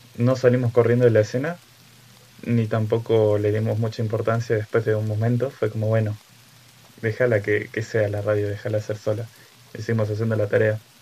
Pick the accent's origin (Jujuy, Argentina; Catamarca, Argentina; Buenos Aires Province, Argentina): Catamarca, Argentina; moved away; mi provincia natal para los que me conocen, he vivido en tres provincias en total. En la que más viví es Catamarca